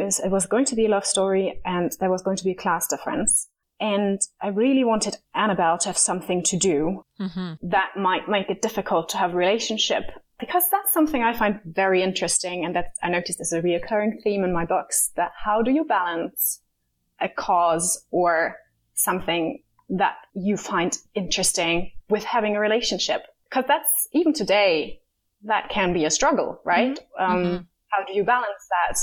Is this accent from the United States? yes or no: no; Germany; also born or lived in Berlin; I grew up, I'm originally from Berlin, but I grew up in the countryside